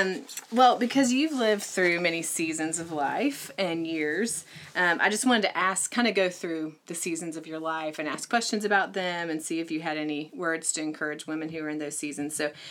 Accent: Franklin, West Virginia, United States; now in Knoxville, United States; my hometown of Franklin, West Virginia

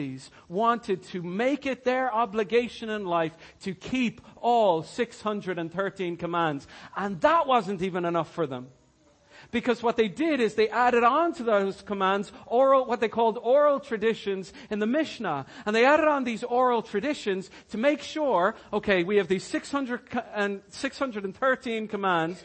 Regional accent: Ireland; I'm Irish.

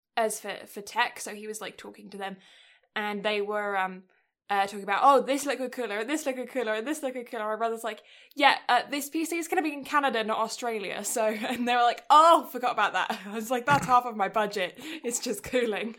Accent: England, United Kingdom; moved away; I'm English

